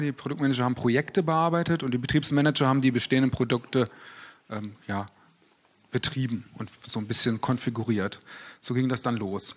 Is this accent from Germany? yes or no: yes; Berlin, Germany; moved away; ich komme ursprünglich aus Berlin